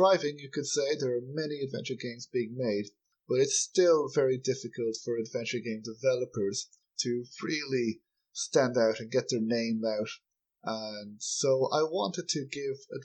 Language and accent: English; Ireland; I'm from Ireland